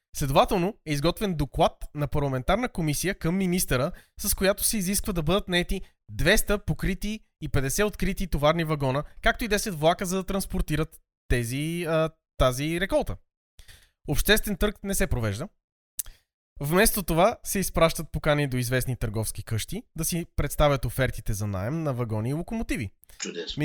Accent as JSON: {"language": "Bulgarian", "town": "Sofia", "region": "Sofia City", "country": "Bulgaria", "tie": "born or raised there", "said": "съм израснал в София"}